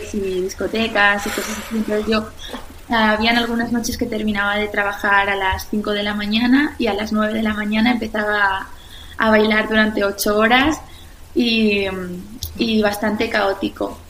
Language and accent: Spanish; La Eliana, Valencian Community, Spain; now in Madrid, Spain; yo soy de La Eliana, un pueblo de, Valencia